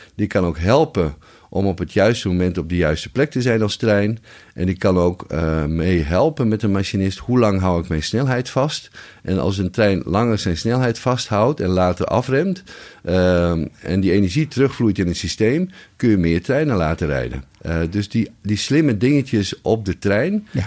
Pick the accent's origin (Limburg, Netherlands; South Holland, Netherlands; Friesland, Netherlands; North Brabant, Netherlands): Friesland, Netherlands; als Fries